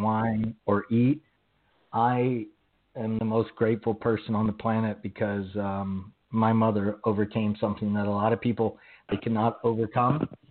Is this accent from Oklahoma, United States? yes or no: yes; Oklahoma, United States; accent: Southern; I was raised in Oklahoma